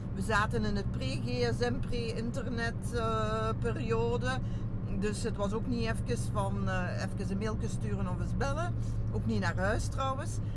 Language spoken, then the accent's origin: Dutch; Genk, Flanders, Belgium; also born or lived in Brussels; ik ben nu van Genk, van Zwarberg